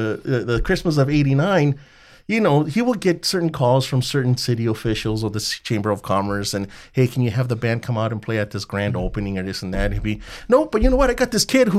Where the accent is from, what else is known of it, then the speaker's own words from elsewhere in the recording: Montebello, California, United States; everybody knows we're from Montebello